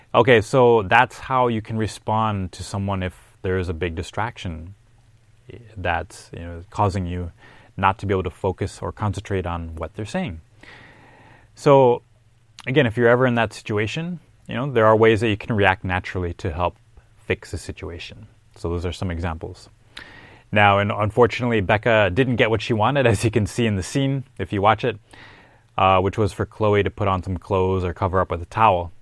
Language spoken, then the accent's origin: English; Minneapolis, Minnesota, United States; He's actually from my hometown.